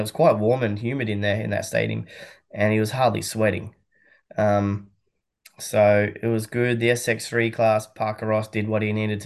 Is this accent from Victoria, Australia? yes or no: yes; Melbourne, Victoria, Australia; I'm pretty biased towards Melbourne. It's my hometown.